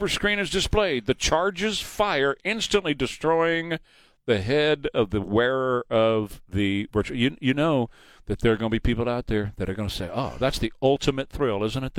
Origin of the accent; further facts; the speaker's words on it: Texas, United States; I'm a Texan.